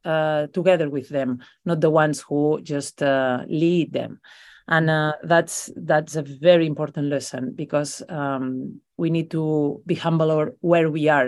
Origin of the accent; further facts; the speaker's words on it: Besalú, Catalonia, Spain; It's my hometown, where I come from. I come from a little village from the mountains called Besalú, which I recommend everybody to visit, because it's a Middle Ages beautiful village, only 2,000 people living there.